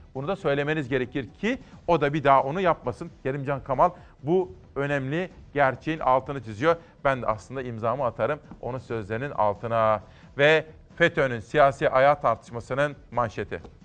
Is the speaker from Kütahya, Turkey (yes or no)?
yes; Simav, Kütahya, Turkey; Memleketim Kütahya Simav